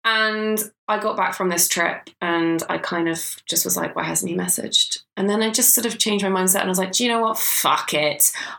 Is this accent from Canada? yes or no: no; England, United Kingdom; I'm very English